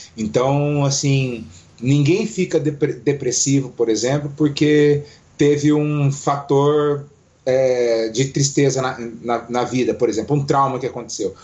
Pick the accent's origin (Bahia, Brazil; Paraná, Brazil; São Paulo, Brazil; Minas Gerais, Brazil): Paraná, Brazil; Foz do Iguaçu; moved away as an adult; now in Curitiba, Brazil; sou de Foz do Iguaçu, mas moro aqui em Curitiba há oito anos já